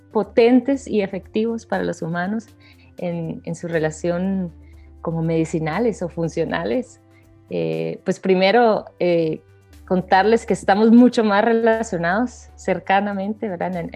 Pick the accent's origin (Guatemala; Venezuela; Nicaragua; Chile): Guatemala; soy de Guatemala